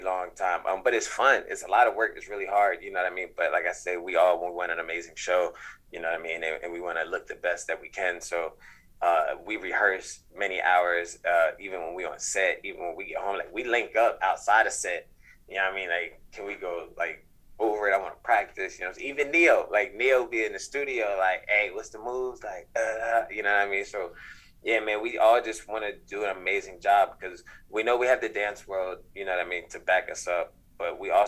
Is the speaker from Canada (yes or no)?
no; East Coast, United States; now in Los Angeles, United States; I'm from the East Coast